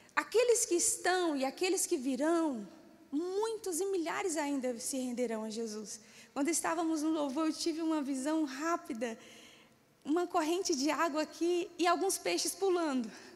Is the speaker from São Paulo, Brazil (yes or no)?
no; Paraíba, Brazil; now in Brasília, Brazil; Eu também sou paraibana.